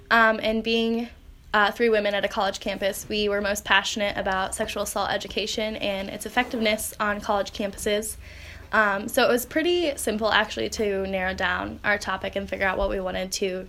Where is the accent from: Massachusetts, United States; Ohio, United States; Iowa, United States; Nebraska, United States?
Iowa, United States; Grinnell; I am from Grinnell, Iowa.